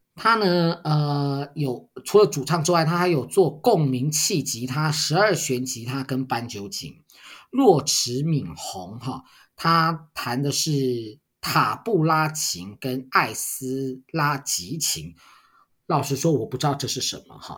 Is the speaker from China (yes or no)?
no; Taiwan; 我们台湾人